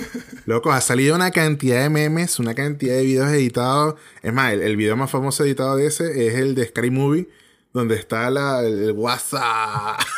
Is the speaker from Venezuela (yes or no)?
yes; Venezuela; now in Chile; nosotros como venezolanos